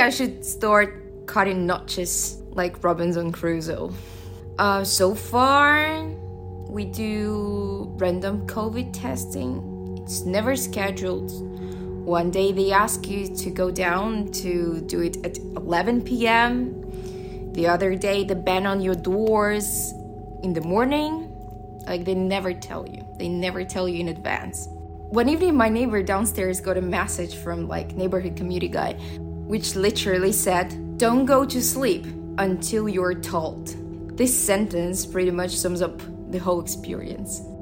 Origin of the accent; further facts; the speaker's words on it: Russia; moved away as an adult; now in Shanghai, China; I'm from Russia. I moved to China eight years ago.